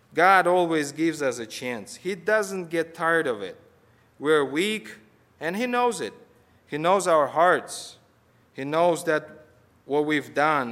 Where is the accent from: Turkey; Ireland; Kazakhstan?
Kazakhstan; moved away as an adult; now in United States; I'm from Kazakhstan.